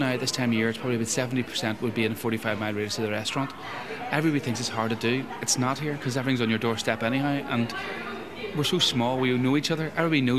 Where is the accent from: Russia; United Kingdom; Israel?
United Kingdom; Belfast, Northern Ireland; also born or lived in London; I'm originally from Belfast, yes.